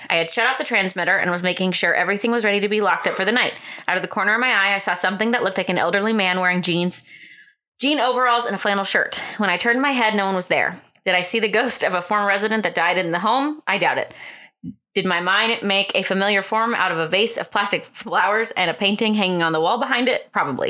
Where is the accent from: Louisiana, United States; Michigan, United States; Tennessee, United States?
Tennessee, United States; Knoxville; I worked for a radio station in Jefferson City, Tennessee, a small town about 20 miles from my hometown of Knoxville.